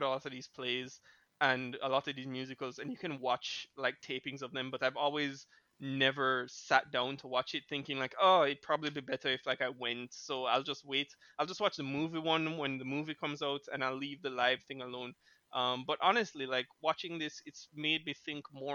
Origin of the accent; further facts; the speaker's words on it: Jamaica; being from Jamaica, growing up in Jamaica